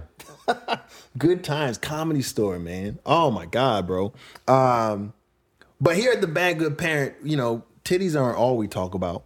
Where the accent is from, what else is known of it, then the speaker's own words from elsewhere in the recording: Brentwood, New York, United States; moved away as an adult; also born or lived in Queens, New York; now in Los Angeles, United States; I was in Queens and Brentwood when I grew up. And, uh, mostly in Brentwood, a little bit in Queens